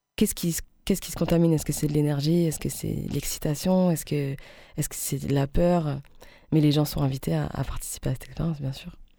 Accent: Alsace, Grand Est, France; en tant que femme, en tant qu'Alsacienne

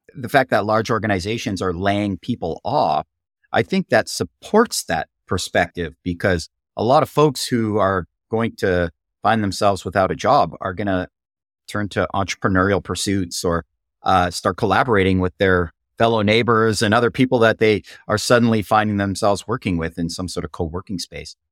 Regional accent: Canada; I'm hailing from Canada

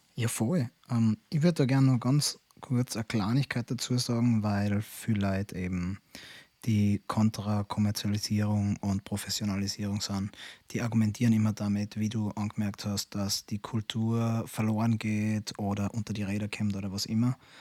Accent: Austria; bei uns in Österreich

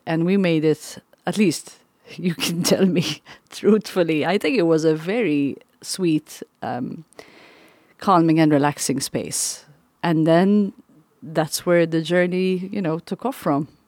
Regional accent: Malta; also born or lived in East Coast, United States; now in Council Bluffs, United States; I'm from Malta. I'm surrounded by water. I lived and grew up on an island

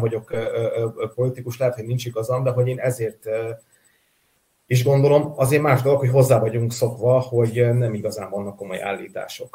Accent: Vojvodina, Serbia; vajdasági magyarként, akik megértük a Jugoszlávia bombázásokat

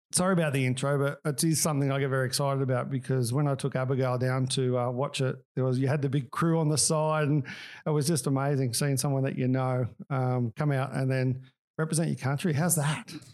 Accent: Australia; I am Australian

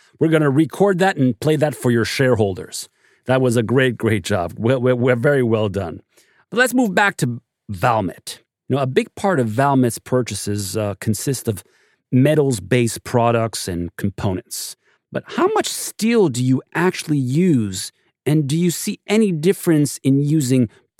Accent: Montreal, Quebec, Canada; including my hometown of Montreal

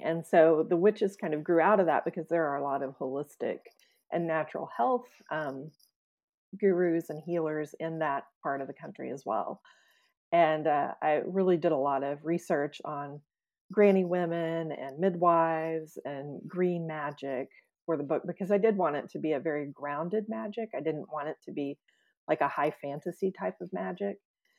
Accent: the Ozarks, United States; talk about what it was like growing up in the Ozarks and introduce people to a part of the country that maybe they weren't too familiar

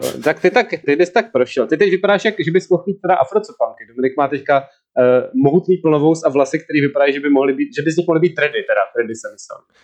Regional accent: Czechia; Sám jsem strávil dětství na Vesíci

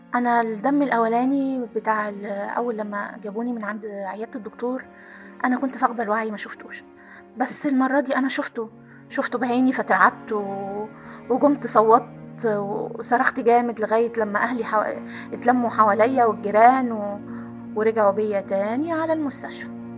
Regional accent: Aswan, Aswan Governorate, Egypt; احنا شارعنا الحجيجة على الطراز الفاطمي وزي ما قلت لك قبل كده انا كنا ساكنين في, في قلب مدينة أسوان

